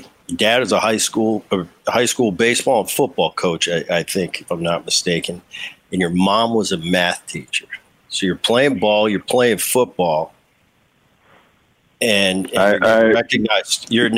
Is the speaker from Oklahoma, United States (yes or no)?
no; New Jersey, United States; I have so many fond memories I grew up in Jersey.